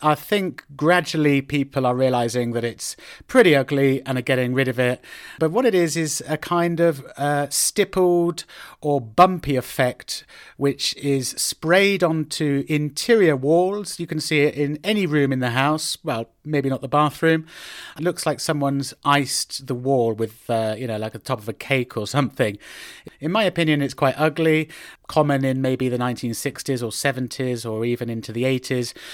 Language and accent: English; Oxford, South East England, United Kingdom; moved away as an adult; also born or lived in United States; now in Madrid, Spain; my hometown in Oxford back in the UK